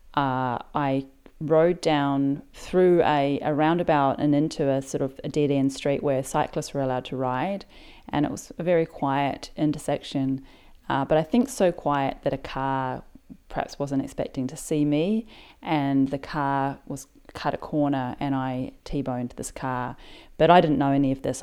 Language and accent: English; New Zealand; now in Sydney, Australia; I live in Sydney, Australia, but I'm originally from New Zealand.